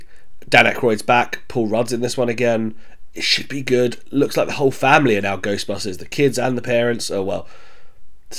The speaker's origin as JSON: {"language": "English", "town": "Croydon", "region": "London", "country": "United Kingdom", "tie": "born or raised there", "also_born_or_lived": "Bromley", "said": "I grew up in South London, Croydon, spent a lot of time in Bromley as well."}